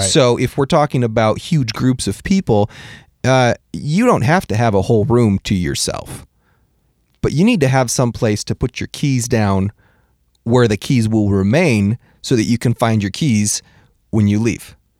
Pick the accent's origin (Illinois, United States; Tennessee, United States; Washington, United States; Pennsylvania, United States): Washington, United States; moved away; also born or lived in California; I am from Washington